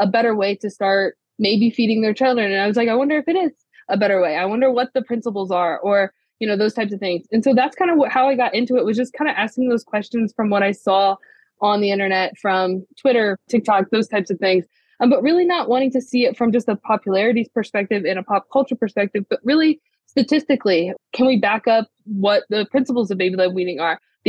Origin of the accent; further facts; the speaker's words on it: Ohio, United States; I grew up in Ohio, born and raised